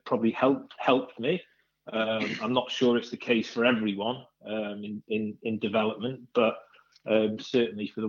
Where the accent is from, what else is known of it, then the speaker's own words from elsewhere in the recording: North East Wales, United Kingdom; I was the one from North East Wales